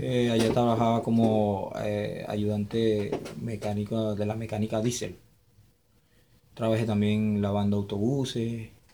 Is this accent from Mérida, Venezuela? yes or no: no; Maturín, Monagas, Venezuela; moved away as an adult; also born or lived in Lima, Peru; Yo soy de Monagas, Maturín